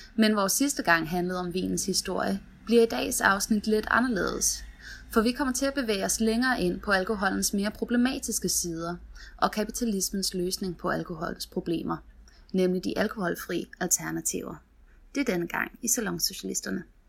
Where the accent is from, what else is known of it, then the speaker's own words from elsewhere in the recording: United States; now in Denmark; nu er jeg opvokset i USA